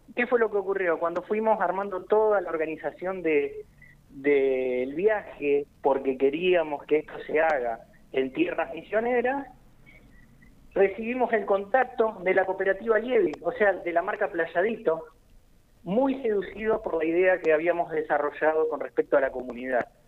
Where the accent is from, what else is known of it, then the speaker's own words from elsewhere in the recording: Santa Fe, Argentina; yo soy de Santa Fe Capital.